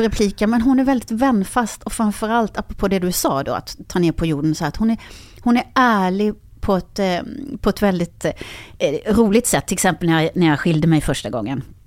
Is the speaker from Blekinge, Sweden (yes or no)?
yes; Karlskrona, Blekinge, Sweden; moved away; jag är från eh, Karlskrona